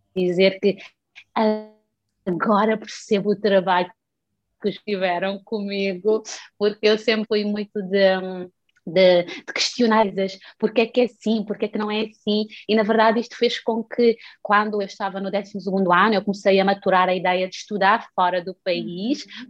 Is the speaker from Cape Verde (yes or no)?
yes; Santo Antão, Cape Verde; moved away as an adult; also born or lived in United States; now in Portugal; eu nasci em Cabo Verde, na ilha de Santo Antão, que é das ilhas mais rurais do uhum. país, um, mas eu fui educada numa família altamente religiosa